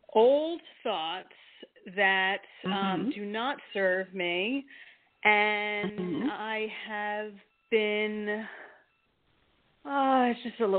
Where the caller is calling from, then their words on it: New Jersey, United States; from New Jersey, currently.